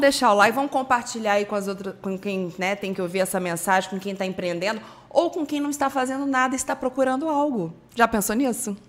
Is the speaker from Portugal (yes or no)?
no; Espírito Santo, Brazil; moved away as an adult; now in Rio de Janeiro, Brazil; Eu sou capixaba, fui morar sozinha no Rio de Janeiro em 2005